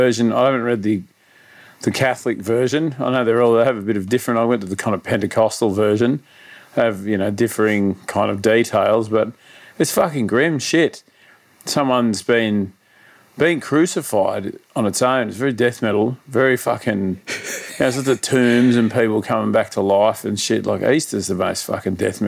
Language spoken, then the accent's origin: English; Sydney, New South Wales, Australia; I grew up out in northwestern Sydney.